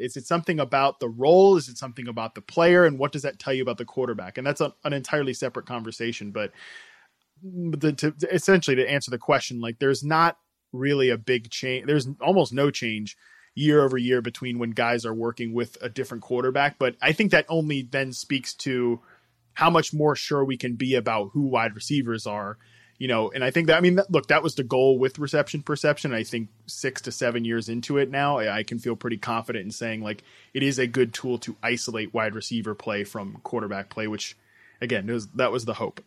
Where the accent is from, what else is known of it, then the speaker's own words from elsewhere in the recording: Virginia, United States; I was from Virginia